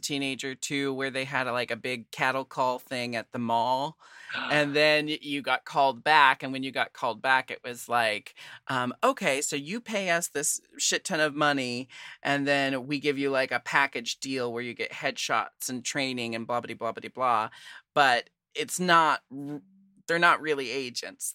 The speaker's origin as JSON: {"language": "English", "town": "Portland", "country": "United States", "said": "I'm from Portland"}